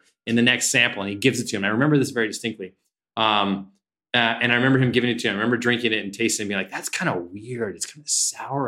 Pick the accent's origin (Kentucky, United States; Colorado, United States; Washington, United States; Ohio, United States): Washington, United States; near Colville; Colville, which is a town about 30 miles from my hometown